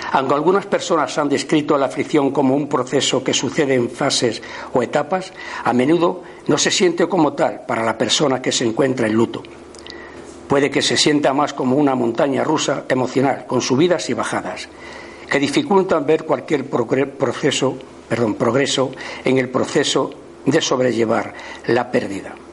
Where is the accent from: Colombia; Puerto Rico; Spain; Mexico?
Spain; Andalusia; Por mi tierra, yo soy de Andalucía, aunque no se me note